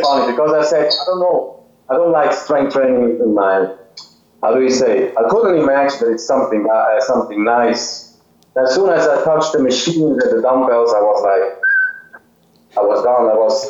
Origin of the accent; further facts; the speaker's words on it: Zurich, Switzerland; English is a second language; Yes, Zurich, Switzerland. It's not the capital, but Zurich is the biggest city in Switzerland.